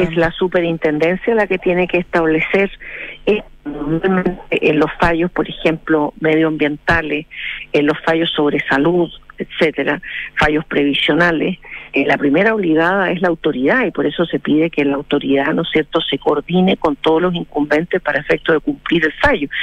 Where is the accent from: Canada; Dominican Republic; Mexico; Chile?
Chile; nosotros como como chilenos que somos